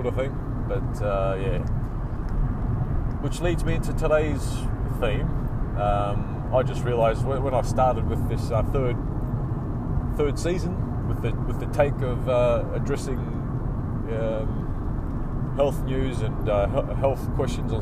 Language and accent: English; Australia; I represented Australia in triathlon in 1999